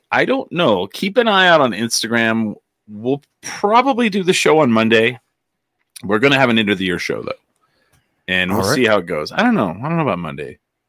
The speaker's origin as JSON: {"language": "English", "country": "Finland", "said": "We're from Finland. We're nice."}